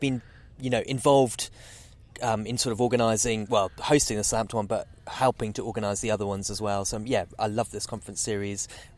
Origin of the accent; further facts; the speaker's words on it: North-Western Province, Zambia; moved away as an adult; I was born in Zambia, a very, very remote part of Zambia. So the sort of northwest province, right on the source of the sort of very famous Zambezi River that goes into Victoria Falls.